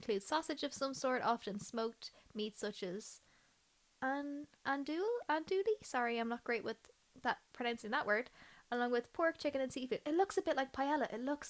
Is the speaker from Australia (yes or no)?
no; Ireland; It's a big part of my diet as an Irish person.